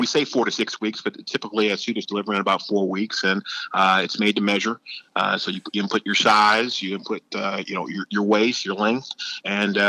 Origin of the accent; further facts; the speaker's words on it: outside of Cleveland, Ohio, United States; my hometown outside of Cleveland